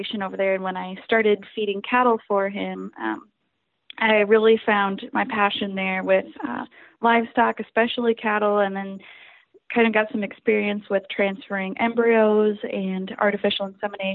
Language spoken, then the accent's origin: English; Reinbeck, Iowa, United States; So I started out in Rhinebeck, Iowa. That's my hometown